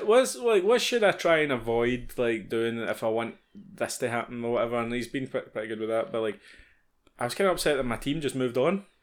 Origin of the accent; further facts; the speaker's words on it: Scotland, United Kingdom; being Scottish